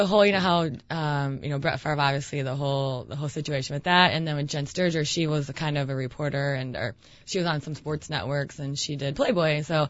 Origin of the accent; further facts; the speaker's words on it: Ukraine; also born or lived in Spain; even though I'm Ukrainian, I was born in Spain.